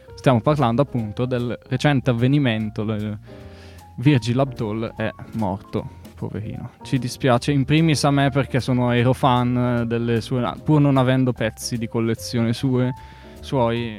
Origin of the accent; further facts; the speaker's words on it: Bergamo, Lombardy, Italy; Io, io sono di Bergamo